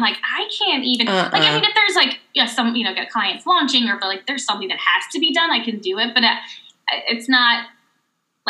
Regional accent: the South, United States; moved away; we grew up in the South

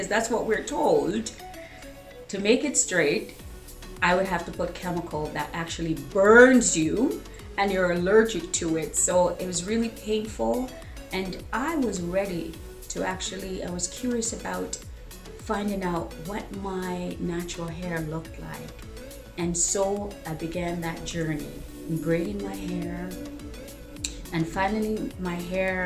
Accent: Jamaica; I was born in Jamaica

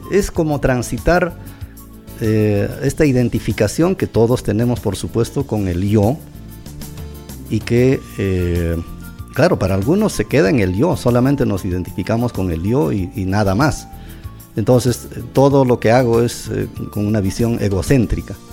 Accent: Curahuasi, Apurímac, Peru; Lo mismo pasa cuando estoy en mi tierra. ¿no? maravilloso. Pero si voy a Lima, tengo ya otras perspectivas mejores, más amplias, ya puedo comparar más, puedo enriquecer tanto a Lima como a Curahuasi.

